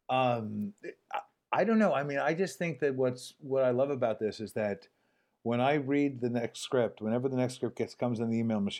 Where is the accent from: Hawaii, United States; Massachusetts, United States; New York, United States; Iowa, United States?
Hawaii, United States; So I, I show up and it's like okay, I'm from Hawaii